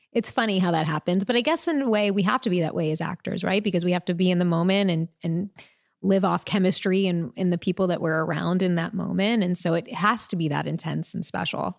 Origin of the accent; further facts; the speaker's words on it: Long Island, New York, United States; also born or lived in Queens, New York; I was first born in Queens, I should say, and then raised on Long Island.